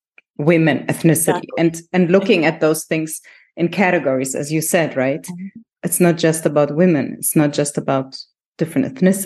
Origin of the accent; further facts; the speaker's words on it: Germany; So if I look at myself, I grew up in Germany as